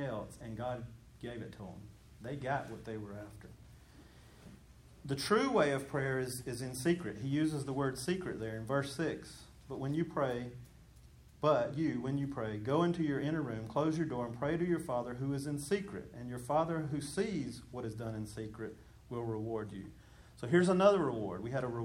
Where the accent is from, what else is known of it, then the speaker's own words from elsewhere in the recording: Georgia, United States; I grew up in Mayberry, even though it was Georgia. I grew up in a Mayberry kind of a place.